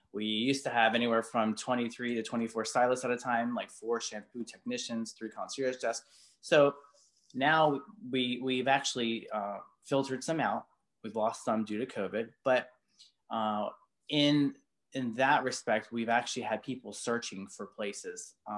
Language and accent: English; Baltimore, Maryland, United States; I came from Baltimore, worked behind a chair for like 10 years, and I came with zero.